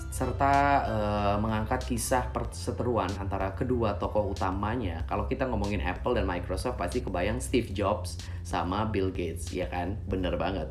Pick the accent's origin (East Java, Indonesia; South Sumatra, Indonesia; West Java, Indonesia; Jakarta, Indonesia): South Sumatra, Indonesia; Palembang; saya tinggal dan besar di kota Palembang. Dari kecil kuliah, sekolah, cari duit juga di kota Palembang.